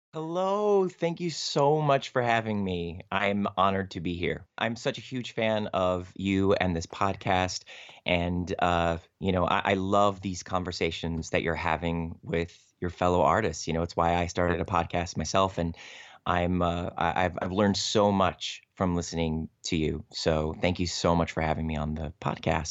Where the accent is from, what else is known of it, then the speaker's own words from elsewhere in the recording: Cleveland, Ohio, United States; I grew up in Cleveland, Ohio